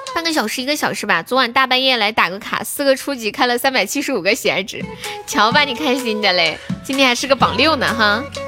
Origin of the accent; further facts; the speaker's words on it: Sichuan, China; accent: Sichuanese; 那从现在开始我讲四川话，你们听不懂可以跟我说。我说慢一点，我的四川话很慢的